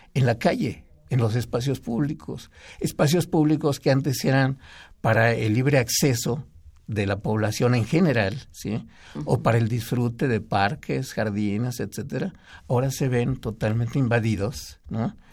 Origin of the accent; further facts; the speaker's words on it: Mexico City, Mexico; yo nací en, en el Distrito Federal